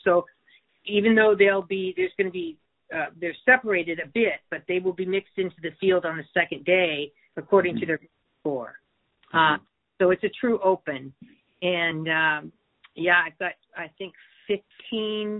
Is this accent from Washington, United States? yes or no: yes; Seattle, Washington, United States; I grew up here. I went to Blanchett High School and I graduated from the University of Washington